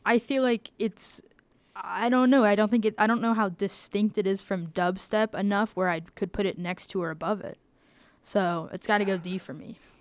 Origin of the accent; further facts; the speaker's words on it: the South, United States; moved away; I grew up in the South